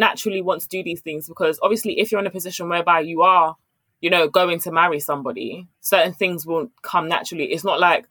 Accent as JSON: {"language": "English", "country": "Ghana", "said": "I'm Ghanaian"}